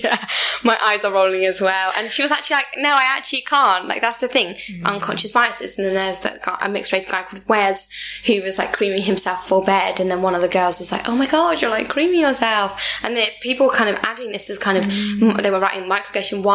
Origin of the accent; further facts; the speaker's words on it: England, United Kingdom; when I don't open my mouth, they think I'm not even from England